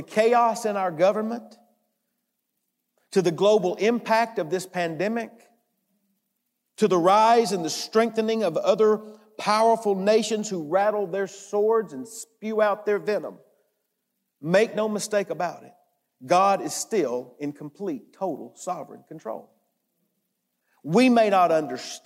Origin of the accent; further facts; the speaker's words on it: United States; We're from the United States and we sometimes say we're from America